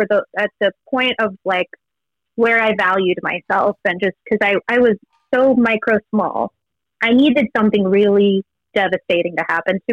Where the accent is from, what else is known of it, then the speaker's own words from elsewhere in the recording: Los Angeles, California, United States; moved away as an adult; now in New York, United States; LA, I'm from Venice Beach.